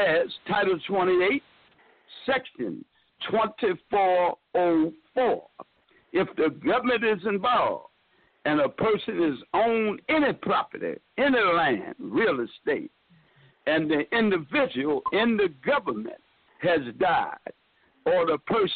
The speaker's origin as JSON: {"language": "English", "town": "Baltimore", "region": "Maryland", "country": "United States", "said": "I'm somebody from Baltimore, Maryland."}